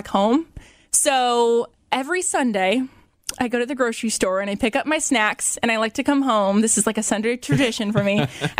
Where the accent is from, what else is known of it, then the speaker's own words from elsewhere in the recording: Fort Wayne, Indiana, United States; moved away as an adult; also born or lived in Bloomington, Indiana; now in Middlebury, United States; I was born and raised in Fort Wayne, literally my whole life.